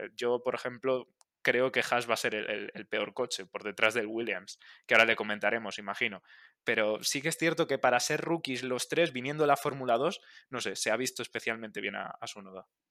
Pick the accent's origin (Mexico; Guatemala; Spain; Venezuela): Spain; como, español